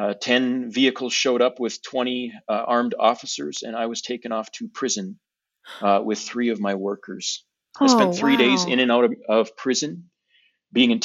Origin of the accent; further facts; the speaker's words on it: United States; moved away as an adult; I grew up in America